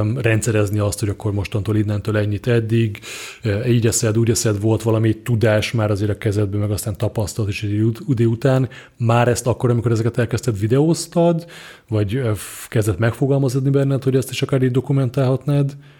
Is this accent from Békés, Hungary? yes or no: yes; Szarvas, Békés, Hungary; én szarvasi vagyok, és szarvason volt egy, vagy talán még mindig megvan egy informatika, egy ilyen IT bolt